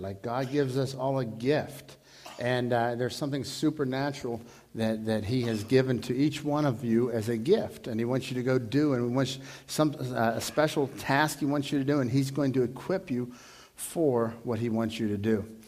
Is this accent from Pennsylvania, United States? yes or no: yes; Dormont, Pennsylvania, United States; growing up in Dormont. You know, I lived on Arkansas Avenue